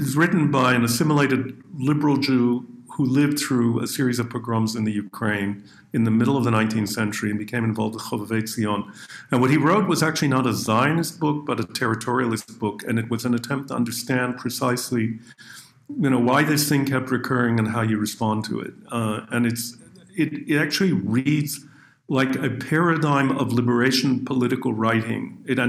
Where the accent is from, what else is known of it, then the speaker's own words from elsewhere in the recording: Canada; but growing up in Canada, as I mentioned to you at the beginning, my grandparents' world was the old world.